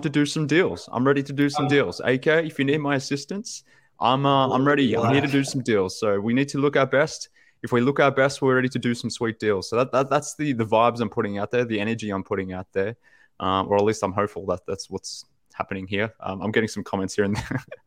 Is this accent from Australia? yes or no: yes; Australia; from Australia